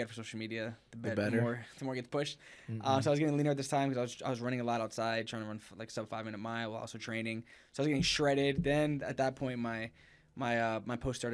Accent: Plainsboro, New Jersey, United States; moved away as an adult; now in Los Angeles, United States; We're best friends from Jersey. We grew up together

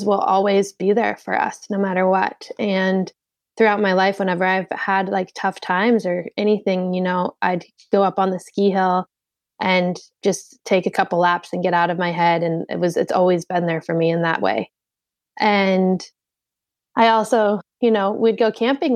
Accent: Sun Valley, Idaho, United States; also born or lived in Beverly, Massachusetts; growing up in Sun Valley, I was on ski team

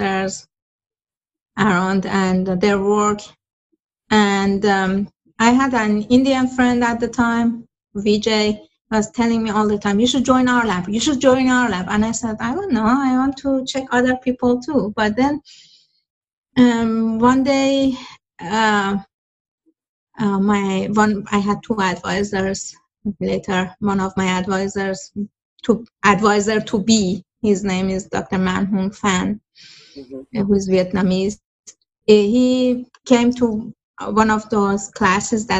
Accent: Iran; moved away as an adult; now in United States; I'm from Iran

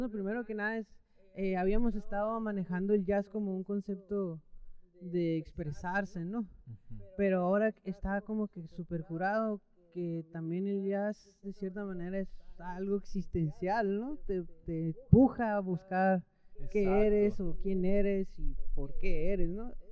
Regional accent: Mexico; ah, pues yo soy mexicano.

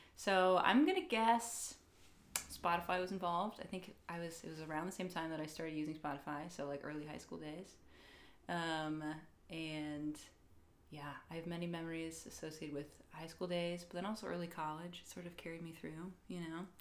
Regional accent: Virginia, United States; moved away as an adult; now in Michigan, United States; I'm from Virginia, but I live in Michigan

